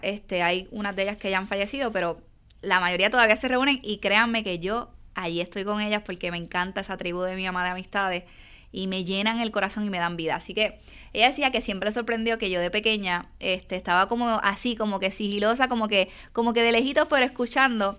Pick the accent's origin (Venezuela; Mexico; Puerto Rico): Puerto Rico; Yabucoa; also born or lived in San Juan; soy del pueblo de Yabucoa, aunque nací en San Juan, en el Hospital San Jorge. viví mis primeros casi 20 años en el pueblo de Yabucoa.